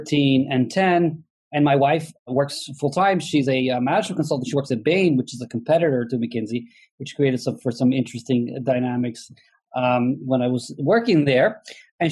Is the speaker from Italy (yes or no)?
yes; Italy; moved away as an adult; now in United States; I'm originally from Italy, but I've lived in the U.S. since 1994. I came here for grad school and never left